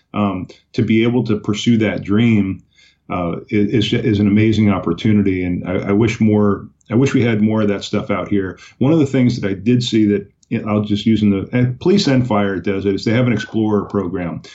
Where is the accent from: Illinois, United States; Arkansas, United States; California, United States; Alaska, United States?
California, United States; Oxnard; also born or lived in Islip, Long Island, New York; That was my hometown, Oxnard, California, which is in Ventura County